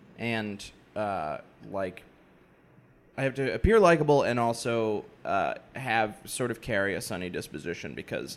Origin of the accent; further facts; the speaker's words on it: Massachusetts, United States; moved away; I hail from Massachusetts originally.